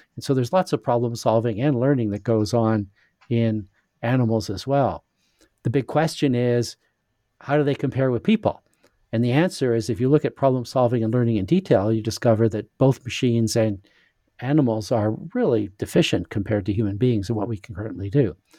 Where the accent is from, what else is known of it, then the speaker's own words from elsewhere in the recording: Saskatchewan, Canada; moved away; also born or lived in United States / England; I was born in Saskatchewan in Western Canada